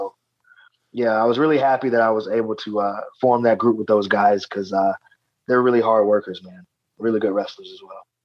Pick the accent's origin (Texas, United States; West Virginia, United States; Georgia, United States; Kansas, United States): Georgia, United States; Atlanta; my hometown here in Atlanta, Georgia.